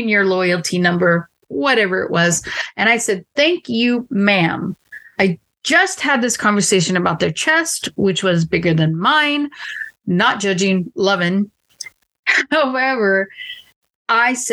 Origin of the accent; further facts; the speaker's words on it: the South, United States; I am from the South, which we mentioned before, and I do sirs and ma'ams